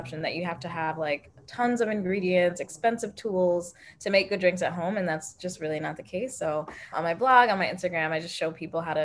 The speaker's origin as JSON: {"language": "English", "town": "Yonkers", "region": "New York", "country": "United States", "also_born_or_lived": "Philadelphia", "said": "I'm from Yonkers, New York, which is literally like right outside of the city"}